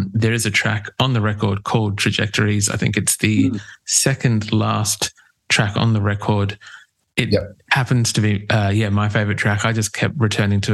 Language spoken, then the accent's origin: English; Australia